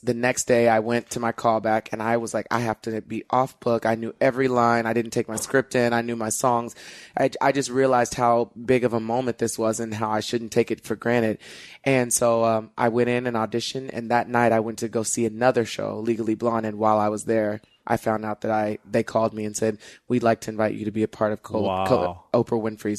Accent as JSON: {"language": "English", "town": "Plainview", "region": "Texas", "country": "United States", "tie": "born or raised there", "moved": "as an adult", "said": "I grew up in Plainview, Texas, yeah. where you could only see people like that on TV, and they don't come and tour near you or anything."}